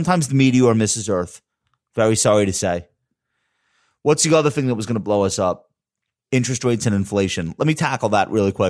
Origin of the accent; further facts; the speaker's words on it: New York, United States; I'm from New York